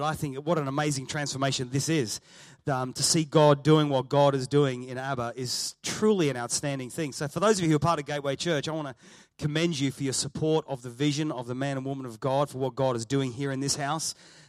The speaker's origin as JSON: {"language": "English", "country": "Australia", "tie": "born or raised there", "also_born_or_lived": "England", "accent": "Australian", "said": "My accent is Australian. My parents are from Risca, just down the road, not far from here. I was born in England. Sorry about that. Wasn't my fault. Went to Australia when I was two."}